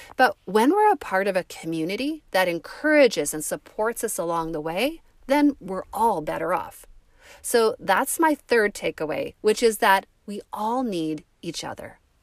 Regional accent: Canada; we're Canadian

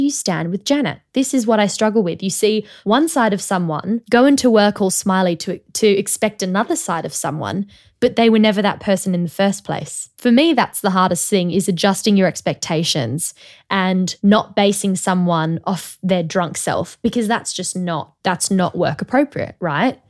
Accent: Australia; also born or lived in Sydney; now in London, United Kingdom; as an Australian

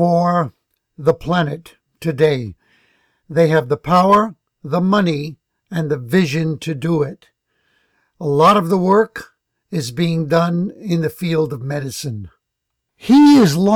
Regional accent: New York City, New York, United States; moved away; having grown up in the Bronx

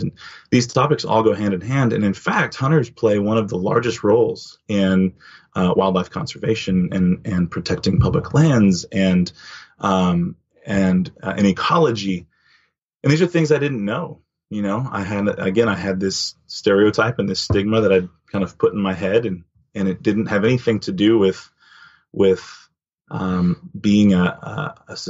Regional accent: Dallas, Texas, United States; growing up in Texas, most everybody hunts

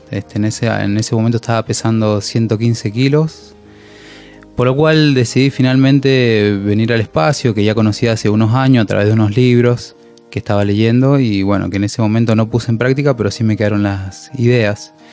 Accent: Mendoza, Argentina

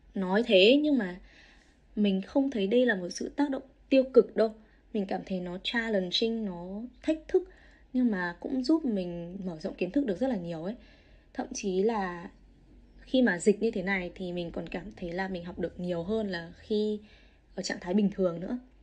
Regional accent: Vietnam; moved away as an adult; now in Australia; mình là người Việt thứ hai thứ ba ở đây nhận được offer

